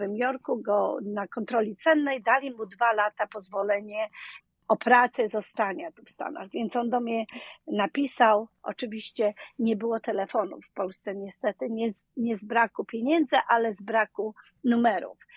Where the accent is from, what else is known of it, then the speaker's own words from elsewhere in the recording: Dzierżoniów, Lower Silesian Voivodeship, Poland; moved away as an adult; now in New Orleans, United States; z bardzo małego miasta Dzierżoniów. Słynne radio Tiora y, były tam produkowane, więc Dolny Śląsk przy Wrocławiu, pomiędzy Wrocławiem a y, Wałbrzechem.